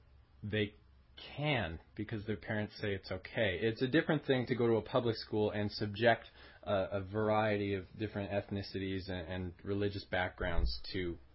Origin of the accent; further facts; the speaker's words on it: Alberta, Canada; growing up in Alberta around the age of 10 and 12